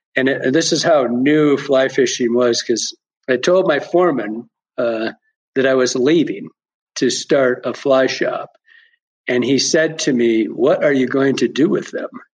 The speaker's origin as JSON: {"language": "English", "region": "Michigan", "country": "United States", "tie": "born or raised there", "moved": "as an adult", "said": "Born and raised in Michigan. I was in Michigan for the first 40 years of my life"}